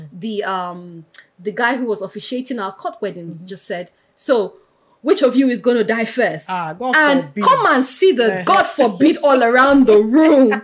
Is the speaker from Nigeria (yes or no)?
yes; southern Nigeria, Nigeria; I grew up in South Nigeria